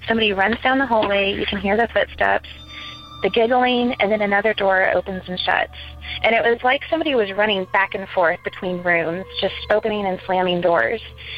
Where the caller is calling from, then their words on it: Ocala, Florida, United States; I'm calling from Ocala, Florida